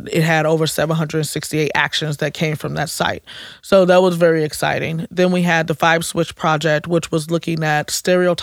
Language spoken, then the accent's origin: English; St. Louis, Missouri, United States; also born or lived in Normandy, Missouri / Kinloch, Missouri / Riverview Gardens, Missouri / Ferguson, Missouri; I'm a St. Louis native